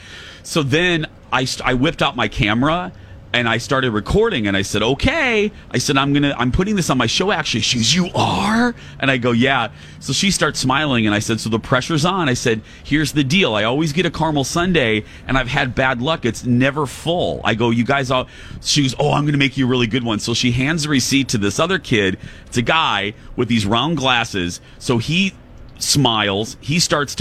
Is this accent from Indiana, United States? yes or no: yes; Indiana, United States; now in Minnesota, United States; when I went to the Indiana State Fair, my home state